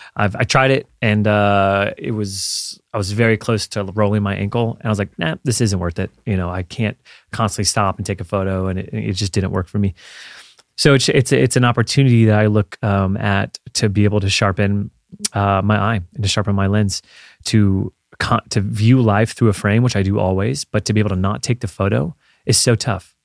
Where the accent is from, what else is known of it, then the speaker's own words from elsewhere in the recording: Florida, United States; growing up in Florida